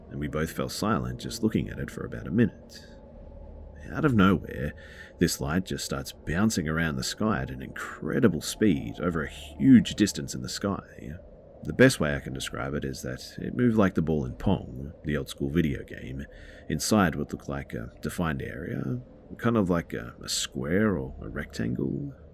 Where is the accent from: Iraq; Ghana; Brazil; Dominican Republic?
Dominican Republic; this happened about 13 or 14 years ago in my home country, the Dominican Republic. I'm 30 now, so